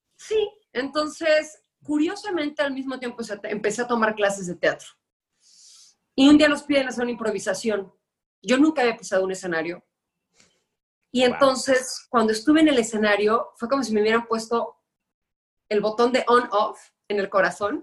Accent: Guadalajara, Jalisco, Mexico; moved away as an adult; now in Mexico City, Mexico; yo soy tapatía, estuve allá 29 años de mi vida

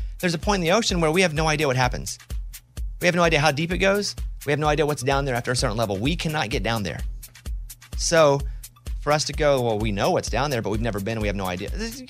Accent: Arkansas, United States; I'm from Arkansas.

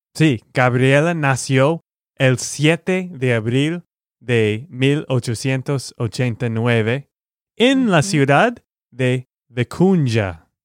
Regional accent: Texas, United States; de Texas, Estados Unidos

